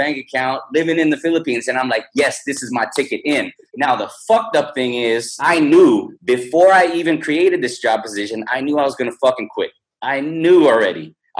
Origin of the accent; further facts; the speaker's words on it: California, United States; So when I was in California, I'm from the Silicon Valley.